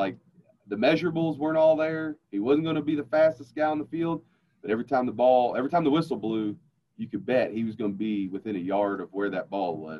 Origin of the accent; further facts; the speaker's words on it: the South, United States; Coca-Cola, man. I'm from the South, baby.